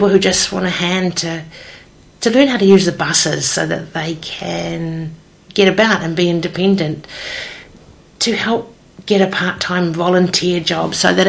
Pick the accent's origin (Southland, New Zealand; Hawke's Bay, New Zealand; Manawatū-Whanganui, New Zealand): Hawke's Bay, New Zealand; I've born and bred in Hawke's Bay